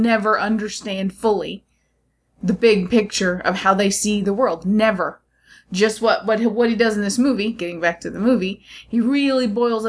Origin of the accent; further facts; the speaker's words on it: United States; I don't represent all Americans, but I can probably say most schools we don't learn about Gallipoli.